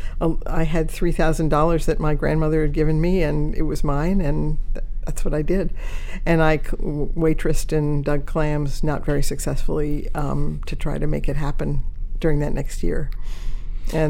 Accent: Cambridge, Massachusetts, United States; I grew up in the Cambridge, Massachusetts area.

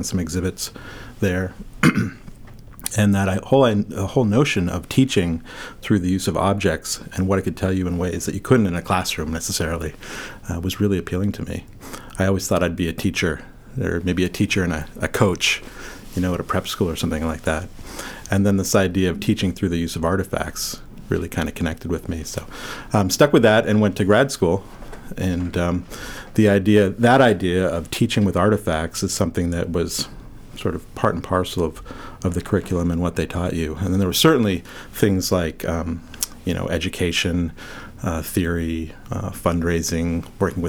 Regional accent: just outside of Boston, Massachusetts, United States; now in Bangor, United States; I grew up just outside of Boston

